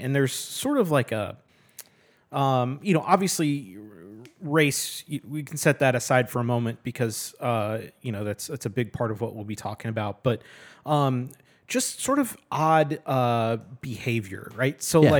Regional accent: Dallas, Texas, United States; also born or lived in Milwaukee; so I grew up in Dallas, and then I spent some time in the suburbs of Milwaukee

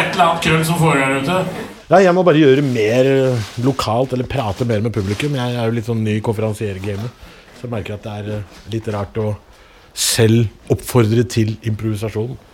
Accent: Oslo, Norway; Jeg er fra Oslo. Jeg bor, jeg bor i Oslo hele livet. Jeg bodde på Torshov først. Vokste opp på Torshov.

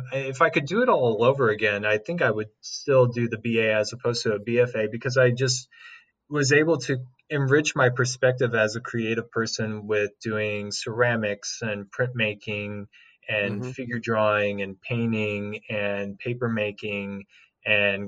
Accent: Franklin County, Missouri, United States; moved away as an adult; now in St. Louis, United States; I was born and raised in Franklin County, which is about 40 minutes west south of here.

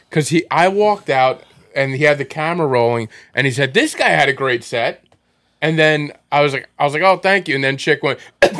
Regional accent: Farmingdale, New York, United States; I'm from Farmingdale.

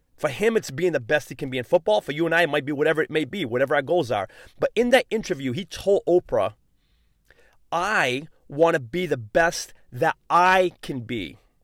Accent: New England, United States; I'm from New England

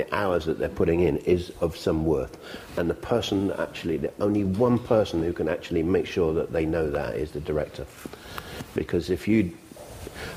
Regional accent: England, United Kingdom; I'm English

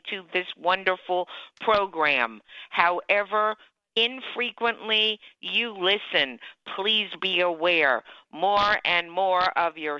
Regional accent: Florida, United States; now in Charleston, United States; my home state of Florida

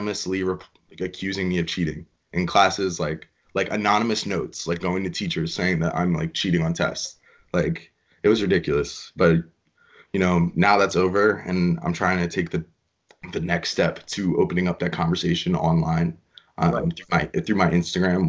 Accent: Morristown, United States; I'm from Morristown

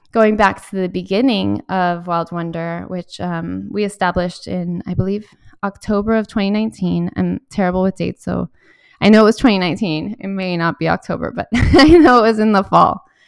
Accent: Miami, Florida, United States; also born or lived in Valencia, Spain; I grew up in Miami

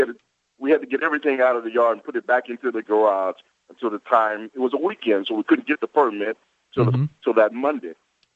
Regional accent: San Antonio, Texas, United States; now in Clearwater, United States; I'm originally from San Antonio, Texas.

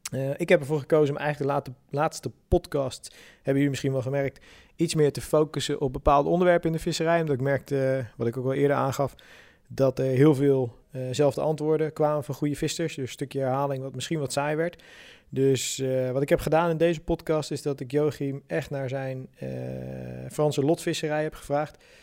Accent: Sassenheim, South Holland, Netherlands; now in Moerkapelle, Netherlands; Ik ben opgegroeid in de Boddenstreek in Sassenheim.

